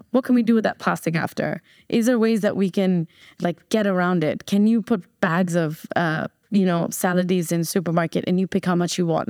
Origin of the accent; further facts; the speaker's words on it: New Jersey, United States; moved away as an adult; also born or lived in Chennai, India / Bombay, India; now in Dubai, United Arab Emirates; I was born in Chennai, raised in New Jersey